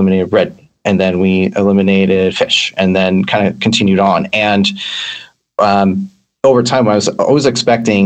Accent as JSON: {"language": "English", "area": "San Francisco Bay Area", "region": "California", "country": "United States", "tie": "born or raised there", "moved": "yes", "lives_now": "Vancouver, Canada", "said": "I grew up in the San Francisco Bay Area"}